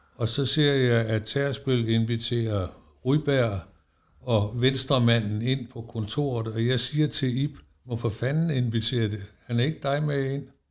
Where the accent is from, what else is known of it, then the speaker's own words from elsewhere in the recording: Esbjerg, Southern Denmark, Denmark; now in Helsingør, Denmark; Jeg har boet heroppe i 50 år, fordi jeg er jo fra Esbjerg